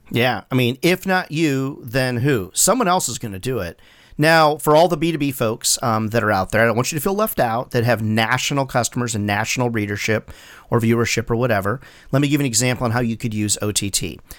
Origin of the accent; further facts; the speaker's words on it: Chicago area, Illinois, United States; now in South Carolina, United States; I grew up in the general area